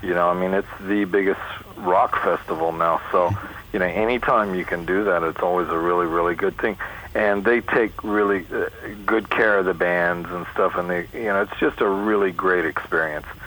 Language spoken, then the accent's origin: English; New York, United States; now in California, United States; I'm from New York originally